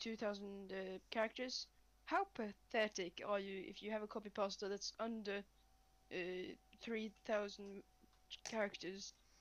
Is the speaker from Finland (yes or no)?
yes; Finland; Aha, yes, I'm from the Scandinavian country, Finland.